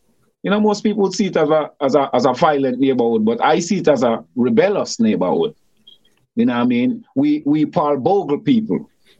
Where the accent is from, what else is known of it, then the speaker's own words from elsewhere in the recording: Saint Thomas, Jamaica; born and grew in a place called Grand Spence, St. Thomas